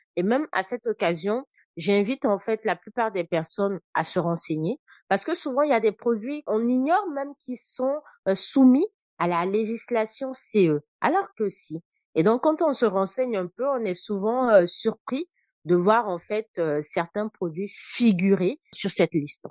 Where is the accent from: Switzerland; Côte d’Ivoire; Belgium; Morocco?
Côte d’Ivoire; moved away as an adult; also born or lived in Senegal; now in France; Et moi et mes frères, justement, nous naissons en Côte d'Ivoire. Donc, je fais tout mon parcours en fait euh, scolaire jusqu'au bac en fait en Côte d'Ivoire